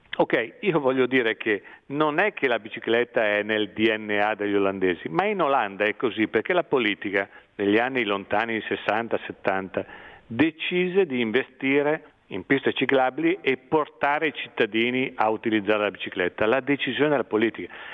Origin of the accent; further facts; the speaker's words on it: Brianza, Lombardy, Italy; also born or lived in Milan; sono nato a Milano perché allora si nasceva in clinica, in una clinica milanese, ma ho vissuto in, in Brianza